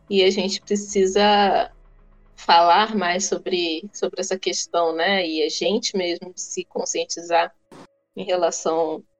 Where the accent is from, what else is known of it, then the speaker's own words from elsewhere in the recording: Angola; Então eu já coloco logo que eu sou angolano, que eu sou preto